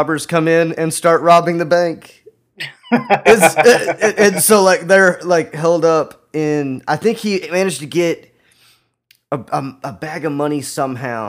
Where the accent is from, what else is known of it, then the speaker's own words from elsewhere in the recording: Texas, United States; my hometown in Texas